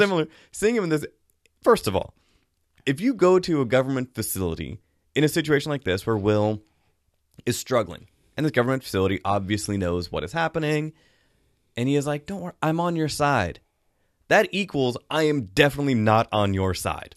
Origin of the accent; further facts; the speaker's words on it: the Northwest, Pacific Northwest, United States; I grew up in the Northwest, I grew up swimming in lakes